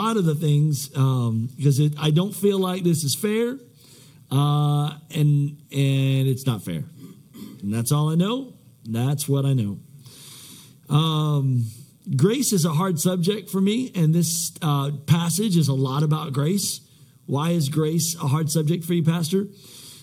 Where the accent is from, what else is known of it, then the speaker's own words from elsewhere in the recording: United States; I'm American at my core